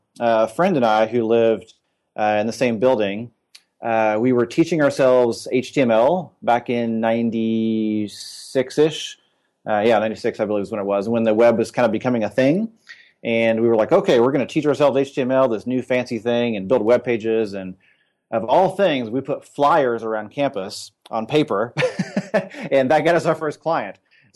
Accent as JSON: {"language": "English", "region": "Indiana", "country": "United States", "tie": "born or raised there", "said": "But I grew up in Indiana and went to Ball State for school and studied architecture for a while"}